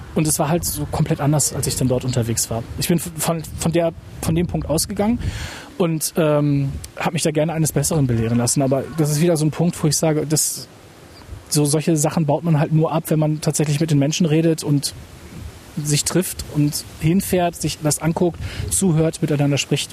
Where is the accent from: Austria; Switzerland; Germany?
Germany; Lingen, Lower Saxony; meine Heimatstadt Lingen